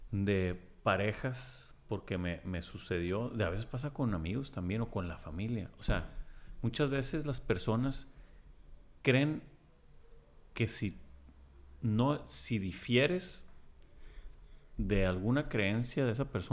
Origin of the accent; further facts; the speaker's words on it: Culiacán, Sinaloa, Mexico; Y yo soy de Culiacán, muchos, muchos lo saben.